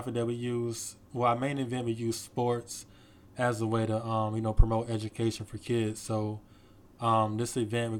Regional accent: Newport News, Virginia, United States; also born or lived in Hampton, Virginia; I was born in Hampton, Virginia, raised in Newport News, and my whole time being in grade school, I went to schools in Newport News.

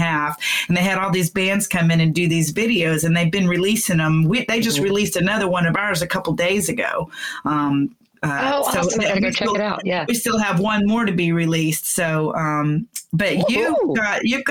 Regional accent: Texas, United States; I'm from the South. I'm a Texan girl

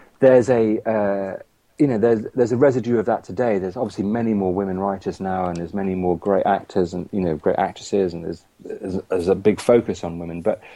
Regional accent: Coventry, West Midlands, United Kingdom; I'm from Coventry

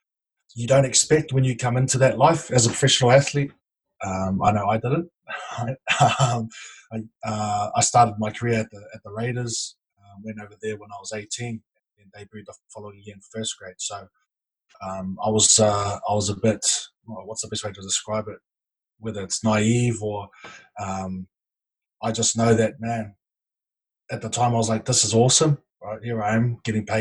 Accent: Auckland, New Zealand; also born or lived in Wellington; I moved from Wellington back to Auckland

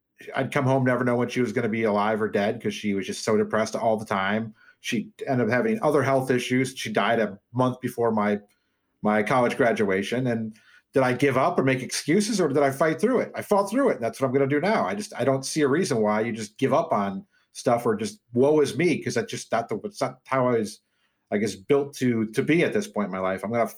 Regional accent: Des Moines, Iowa, United States; also born or lived in Dubuque, United States; but I was born in Dubuque. I lived there my first couple of years. We moved to Des Moines, Iowa.

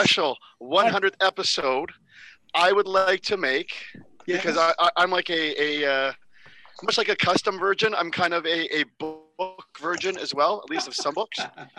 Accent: Canada; I am Canadian

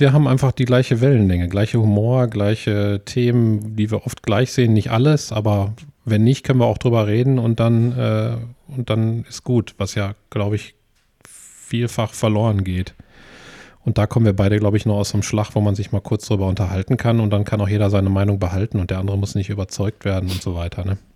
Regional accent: Essen, North Rhine-Westphalia, Germany; ich bin in, in Essen geboren und lebe ja schon immer hier.

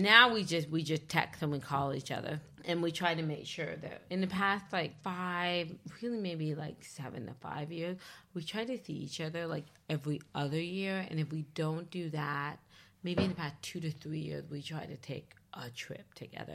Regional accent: Leesburg, Virginia, United States; Leesburg, Virginia. So I'm from Northern Virginia, but, like, the southernmost tip of Northern Virginia

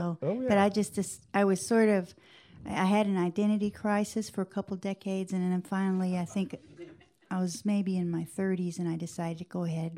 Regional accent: Makanda, Illinois, United States; moved away as an adult; also born or lived in Japan / Germany / Cobden, Illinois; I grew up in Macanda, Illinois, which is about 5 or 6 miles from Cobden, Illinois, where I live now. And I went out and lived in a lot of places. I mean, I lived in Japan a couple of years. I lived in Germany for about 10 years.

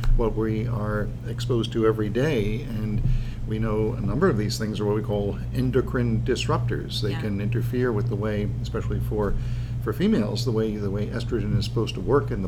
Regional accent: Long Island, New York, United States; moved away as an adult; now in New Jersey, United States; I grew up on Long Island, went to school upstate at Cornell

